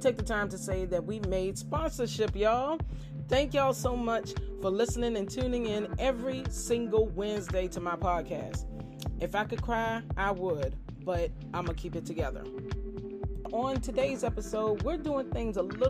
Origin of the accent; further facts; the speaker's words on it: Farmville, Virginia, United States; my hometown of Farmville, VA